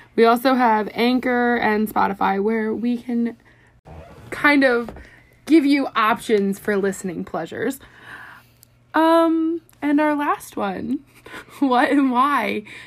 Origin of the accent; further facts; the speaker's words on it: Philadelphia, Pennsylvania, United States; I'm also 23, but I am from Philadelphia